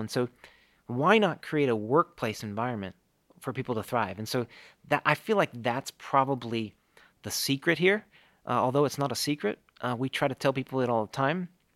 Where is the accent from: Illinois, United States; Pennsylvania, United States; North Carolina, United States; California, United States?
Illinois, United States; Chicago; I grew up in the Chicago area